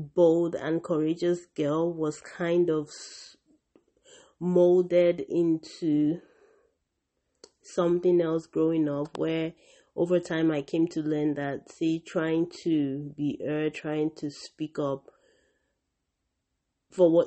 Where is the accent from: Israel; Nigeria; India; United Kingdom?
Nigeria; my own culture as a Nigerian